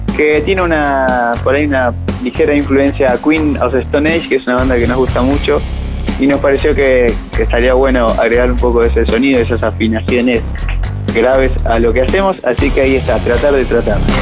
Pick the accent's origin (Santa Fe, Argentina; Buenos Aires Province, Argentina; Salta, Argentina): Buenos Aires Province, Argentina; Mar del Plata; Les mando un abrazo a través del éter desde Mar del Plata, mi ciudad natal